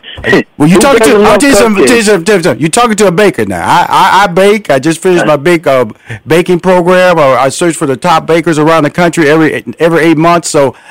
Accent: Houston, Texas, United States; I'm from Houston, Texas, so I have an affinity to these Texas boys

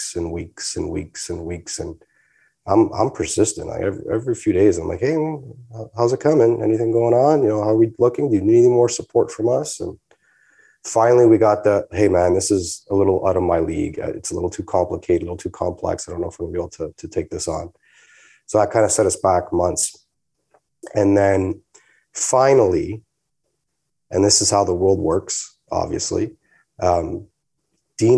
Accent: Canada; I'm Canadian

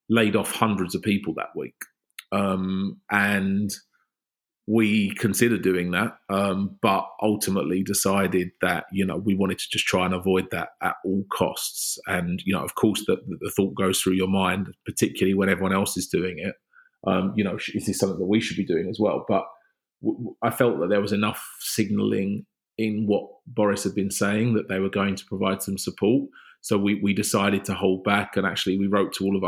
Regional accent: London, United Kingdom; as a Londoner

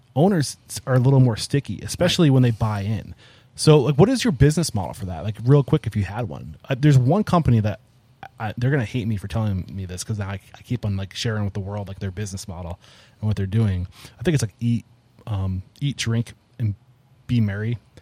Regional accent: New England, United States; I'm from New England.

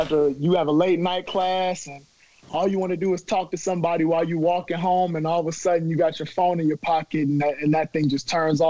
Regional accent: Maryland, United States; moved away as an adult; I'm from Maryland, you know, so we're getting inches of snow

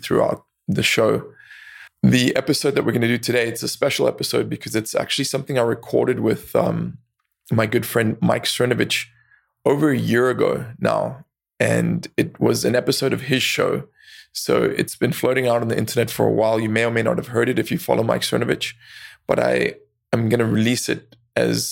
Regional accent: South Africa; I grew up in South Africa

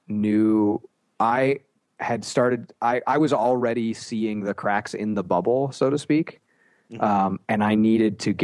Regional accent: Steubenville, Ohio, United States; moved away as an adult; also born or lived in Miami; I grew up in Steubenville

